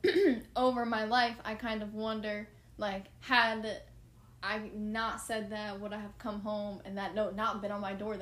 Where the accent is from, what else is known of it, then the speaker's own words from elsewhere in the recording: New Jersey, United States; moved away as an adult; now in Florida, United States; I'm from New Jersey. When I moved to Florida 4 years ago